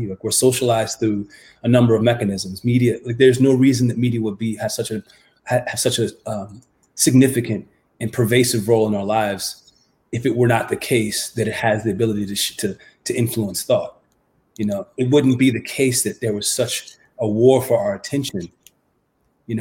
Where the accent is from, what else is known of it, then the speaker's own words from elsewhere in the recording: United States; growing up in America, as I was in the 1970s and the 1980s